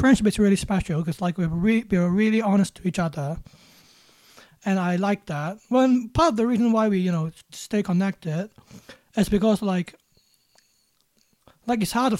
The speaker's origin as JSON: {"language": "English", "country": "Hong Kong", "said": "I'm from Hong Kong"}